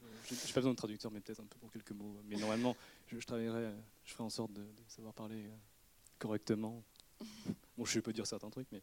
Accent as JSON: {"language": "French", "town": "Redon", "region": "Brittany", "country": "France", "tie": "born or raised there", "said": "je suis né à Redon, dans le Bretagne, fin fond de la Bretagne même, le 44 et le 35."}